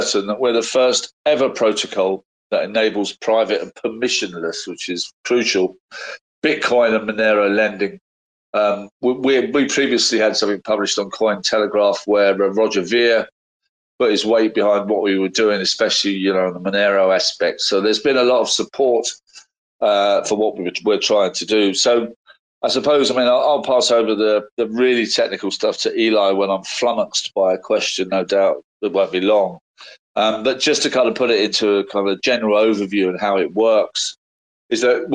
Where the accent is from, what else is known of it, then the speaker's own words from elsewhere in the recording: London, United Kingdom; as a Londoner